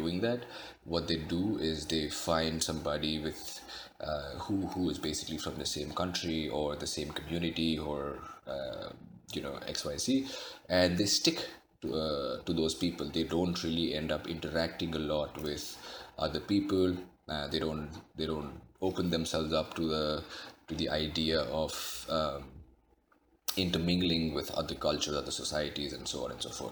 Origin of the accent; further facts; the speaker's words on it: India; moved away; Growing up in India, I was used to eating my food with my hands